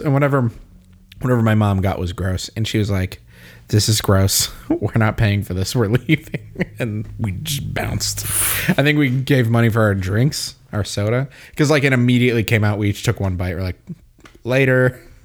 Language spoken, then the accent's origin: English; Windsor, Connecticut, United States; also born or lived in Granby, Connecticut; grew up in Windsor, and then in high school we moved to Granby. But, like, those are my formative years.